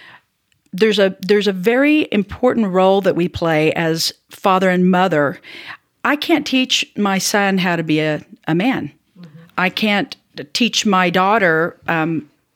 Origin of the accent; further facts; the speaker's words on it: Oklahoma, United States; I'm a Heinz 57, and I come from Oklahoma, and I bring a Southern mom's mentality into the room